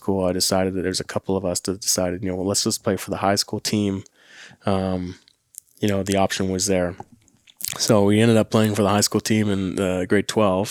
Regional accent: Winnipeg, Manitoba, Canada; I'm from St. James in Winnipeg

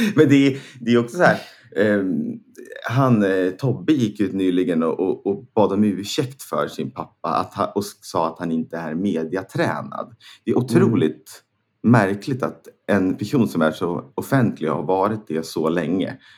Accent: Näs, Sweden; moved away as an adult; Näs är ju där jag är uppvuxen

